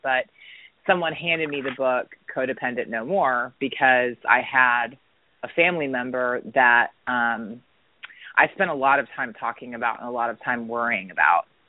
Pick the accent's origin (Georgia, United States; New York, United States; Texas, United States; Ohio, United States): Georgia, United States; Atlanta; also born or lived in Dunwoody, Georgia / Marietta, Georgia; I was born and raised um, here in Atlanta, Georgia and I actually grew up here